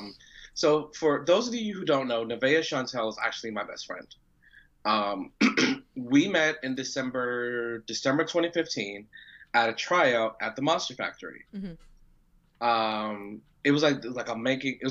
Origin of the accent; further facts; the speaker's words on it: New York City, New York, United States; accent: New York; I'm from Queens. I got a little hood in me.